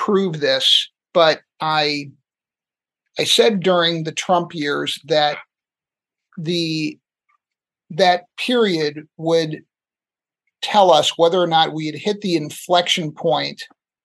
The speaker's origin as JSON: {"language": "English", "country": "United States", "said": "as a American and as a person with kids on this planet"}